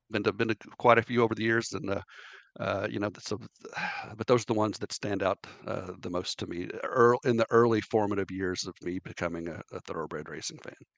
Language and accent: English; Lexington, Kentucky, United States; growing up in Lexington